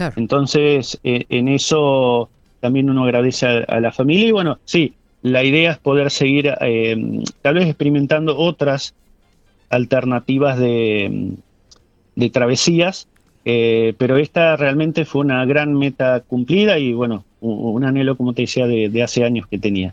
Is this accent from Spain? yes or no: no; San Carlos de Bariloche, Río Negro, Argentina; mi, lugar de origen, soy nativo de Bariloche